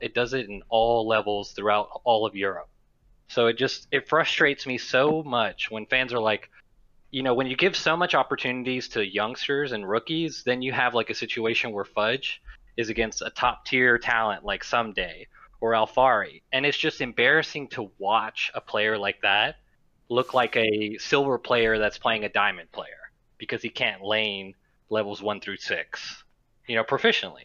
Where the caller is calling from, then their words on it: Gulf Shores, Alabama, United States; I'm calling from Gulf Shores, Alabama